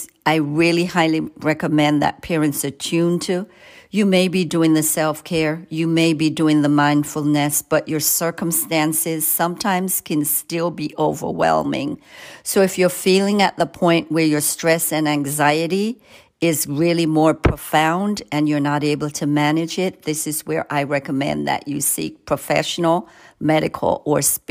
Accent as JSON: {"language": "English", "country": "Jamaica", "tie": "born or raised there", "moved": "yes", "said": "You can hear an accent. I grew up in Jamaica."}